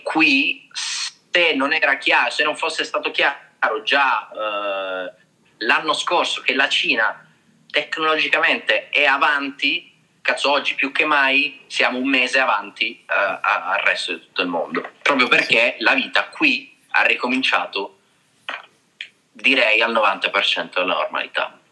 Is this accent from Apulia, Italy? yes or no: yes; Trani, Apulia, Italy; now in China; sono tornato in Puglia, eh, perché io sono pugliese, la stessa città di Carlo, di Trani